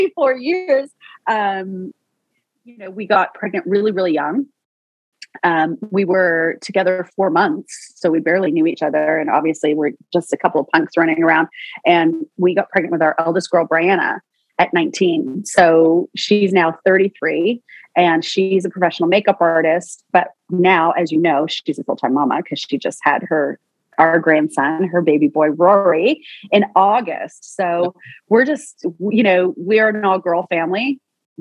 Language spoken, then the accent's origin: English; Toronto, Ontario, Canada; I'm from Toronto, Canada, so I'm a northern gal through and through, city girl